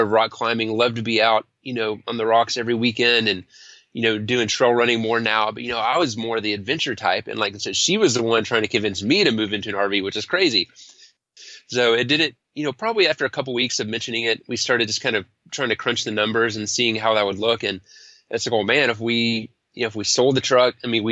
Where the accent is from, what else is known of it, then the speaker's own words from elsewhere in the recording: Denton, Texas, United States; also born or lived in Austin, Texas; We're in Denton, Texas, to be exact. And so that's just north of Dallas. It's a cool little college town. It's actually where I grew up and went to college